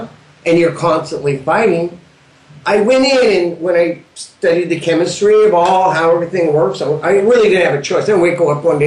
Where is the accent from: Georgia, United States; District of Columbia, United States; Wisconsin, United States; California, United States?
California, United States; Southern; we're from SoCal